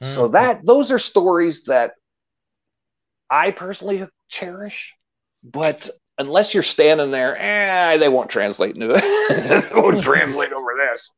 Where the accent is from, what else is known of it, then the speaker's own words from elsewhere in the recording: Erie, Pennsylvania, United States; I'm born and bred in Erie, and I love Erie